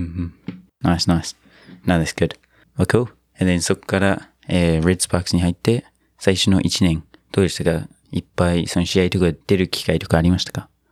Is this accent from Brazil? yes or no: no; New Zealand; now in Japan; 僕の母国ニュージーランド